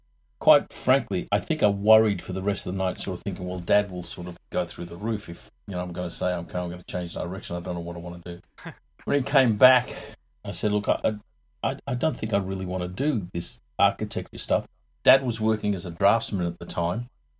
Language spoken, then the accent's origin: English; England, United Kingdom; born there; moved away; I was born in England a long time ago. My folks moved out here in 64.